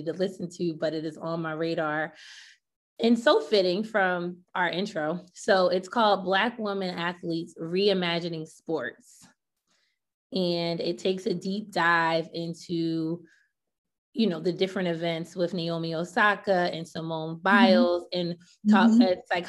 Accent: Willingboro, New Jersey, United States; Carl Lewis is from my hometown in South Jersey

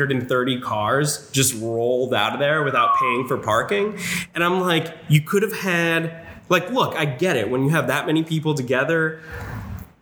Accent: New Hampshire, United States; I grew up in New Hampshire

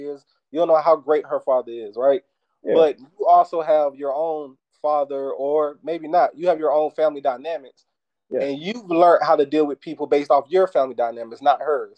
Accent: the South, United States; growing up in the South

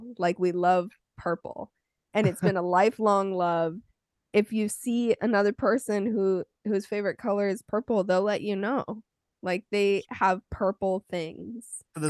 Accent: Phoenix, Arizona, United States; Yeah, but I'm from Phoenix.

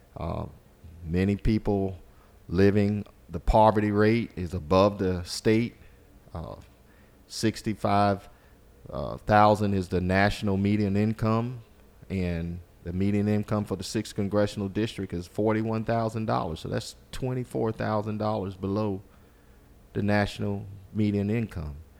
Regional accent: Walterboro, South Carolina, United States; I grew up in Colleton County in Walterboro. It's my home

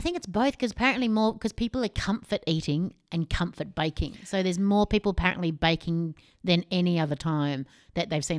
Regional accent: Australia; We're Australian.

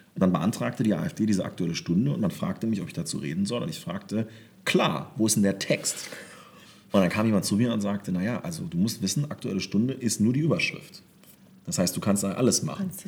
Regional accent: southern Lower Saxony, Germany; also born or lived in Wolfenbüttel; sind wir so richtig aufs Land nach Südniedersachsen gezogen

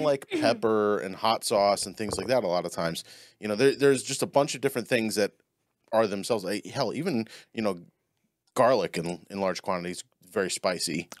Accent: New Orleans, Louisiana, United States; I grew up in New Orleans.

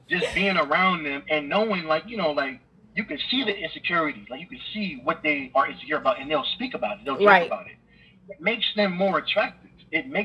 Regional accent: New York City, New York, United States; That's where I'm from. I'm from Brooklyn, New York.

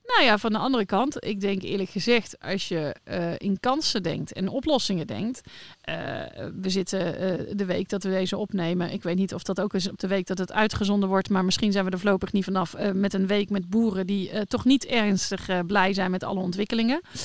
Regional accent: North Brabant, Netherlands; now in Leerdam, Netherlands; ik ben geboren in Brabantse

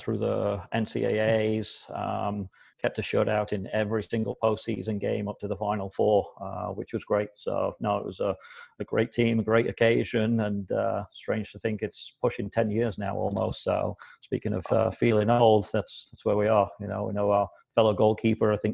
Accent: Yorkshire and the Humber, United Kingdom; moved away as an adult; also born or lived in New Jersey, United States; now in United States; originally from England, I grew up in Yorkshire, thankfully the best place to be in England.

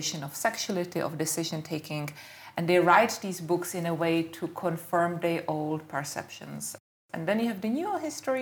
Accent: Czechia; now in United Kingdom; I am Czech and I'm British

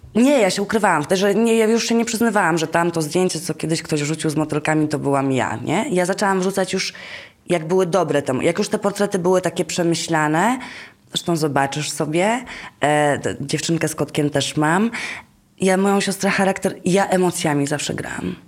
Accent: Gdańsk, Pomeranian Voivodeship, Poland; moved away; ja pochodzę z Gdańska

